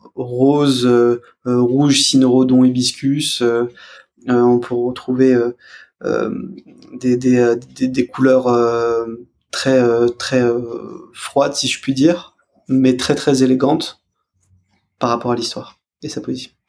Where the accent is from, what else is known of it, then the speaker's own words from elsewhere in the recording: France; en tant que français